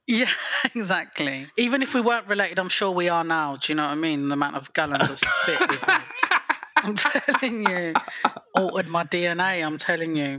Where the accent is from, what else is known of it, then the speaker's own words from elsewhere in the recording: England, United Kingdom; I'm from England.